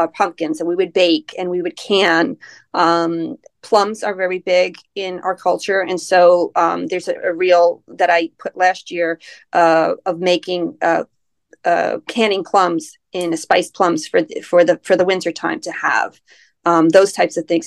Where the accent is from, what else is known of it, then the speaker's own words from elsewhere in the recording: United States; being American